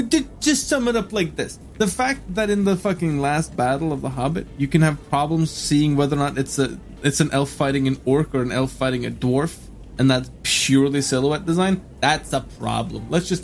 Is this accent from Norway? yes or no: yes; Norway; I'm from Norway.